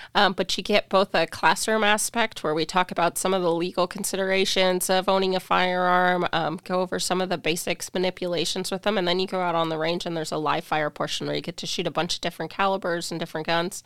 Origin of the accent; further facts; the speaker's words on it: Spokane, Washington, United States; also born or lived in Pullman; I was born and raised in Spokane